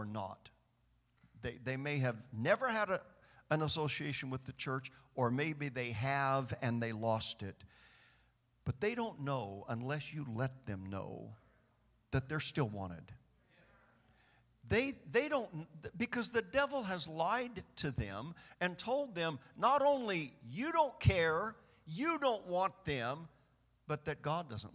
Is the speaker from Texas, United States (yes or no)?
no; Bakersfield, California, United States; I was born and raised in Bakersfield